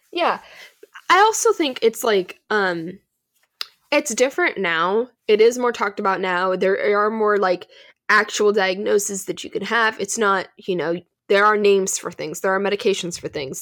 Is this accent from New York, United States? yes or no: no; California, United States; We're from California